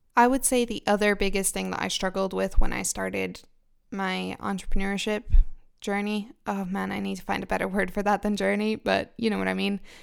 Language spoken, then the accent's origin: English; Israel; also born or lived in United Kingdom; now in Finland; I grew up in Israel and then I moved to the UK.